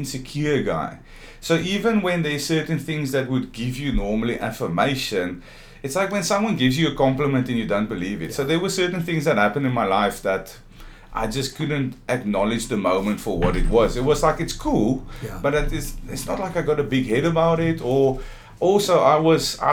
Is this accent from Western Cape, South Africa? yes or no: yes; Stellenbosch, Western Cape, South Africa; I have a long history of growing up in Stellenbosch